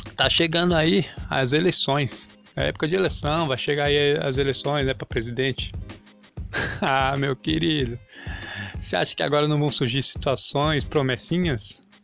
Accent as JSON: {"language": "Portuguese", "country": "Brazil", "said": "eu sou brasileiro"}